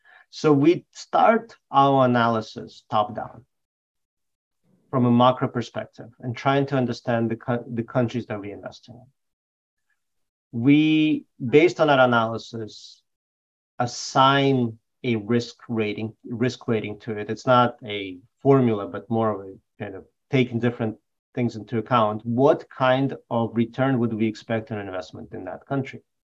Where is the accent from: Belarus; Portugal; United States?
Belarus; born there; So I was born in Belarus